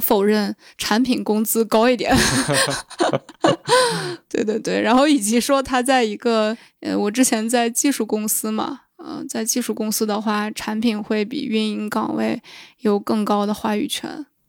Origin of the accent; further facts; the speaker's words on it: Shanxi, China; moved away; 我的老家山西